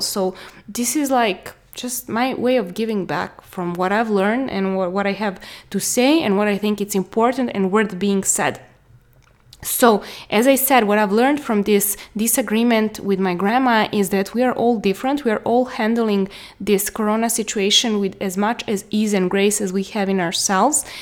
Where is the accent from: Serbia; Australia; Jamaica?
Serbia; I'm from Serbia.